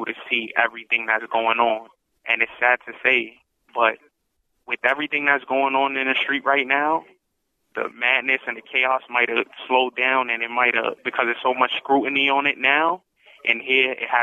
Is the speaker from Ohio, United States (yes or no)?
no; New York City, New York, United States; I was born and raised in Harlem, New York